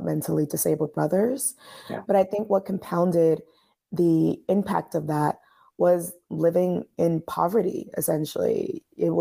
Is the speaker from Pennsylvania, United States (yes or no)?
no; New York City, New York, United States; I grew up in Coney Island. I grew up in Coney Island in Brooklyn, New York